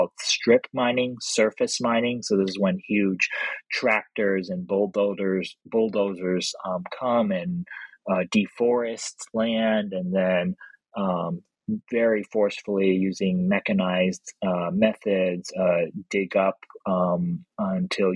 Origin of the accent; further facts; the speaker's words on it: Los Angeles, California, United States; moved away; also born or lived in Philadelphia; I grew up in Los Angeles